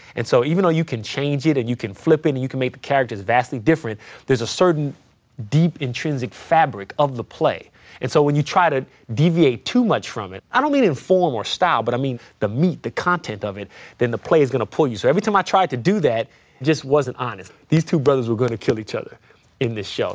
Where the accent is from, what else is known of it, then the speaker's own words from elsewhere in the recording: San Francisco, California, United States; moved away as an adult; now in Beacon, United States; I live in Beacon, New York now, but I'm originally from the Fillmore, which is in San Francisco